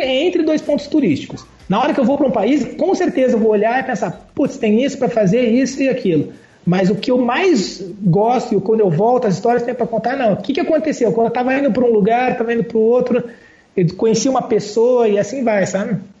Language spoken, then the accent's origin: Portuguese; Curitiba, Paraná, Brazil; Eu sou curitibano